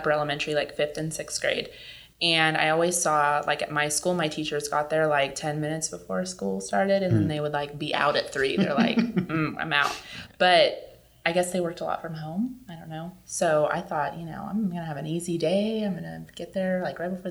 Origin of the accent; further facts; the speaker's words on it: California, United States; moved away; I'm from California, so I don't have any family here